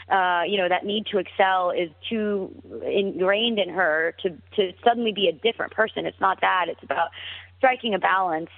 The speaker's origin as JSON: {"language": "English", "country": "United States", "tie": "born or raised there", "lives_now": "Los Angeles, United States", "said": "child of Indian immigrants that's born and raised in America"}